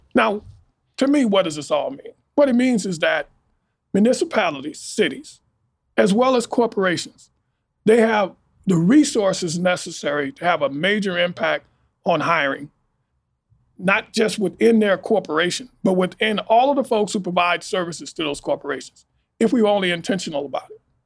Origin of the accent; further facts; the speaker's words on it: Los Angeles, California, United States; moved away as an adult; also born or lived in Baton Rouge, Louisiana / Kansas City, Missouri; I uh, grew up and born and raised in Los Angeles, California